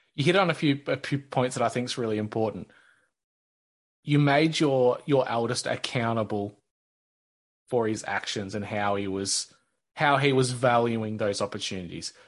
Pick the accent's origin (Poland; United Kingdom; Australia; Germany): Australia; as an Australian kid? Because our schools just don't operate the way the states